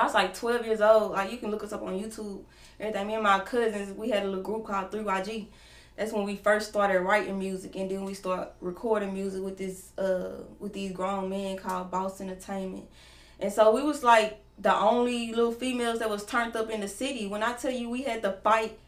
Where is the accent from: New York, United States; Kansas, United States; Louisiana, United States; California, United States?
Louisiana, United States; Winnsboro; moved away as an adult; also born or lived in Monroe, Louisiana; now in Dallas, United States; I'm from, well, I'm born in Murrah, Louisiana, raised in Winsboro, Louisiana